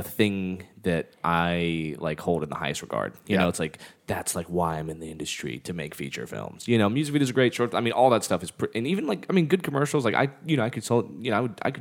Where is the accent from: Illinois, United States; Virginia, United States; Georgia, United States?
Virginia, United States; Charlottesville; I was born and raised in Charlottesville